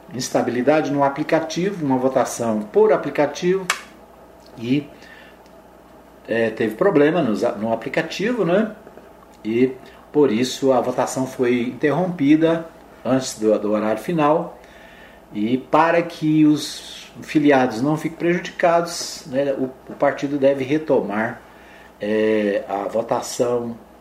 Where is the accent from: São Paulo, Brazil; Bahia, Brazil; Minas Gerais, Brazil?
Minas Gerais, Brazil; Araújos; moved away; lá em Araújos, Minas Gerais, minha terra, minha terrinha natal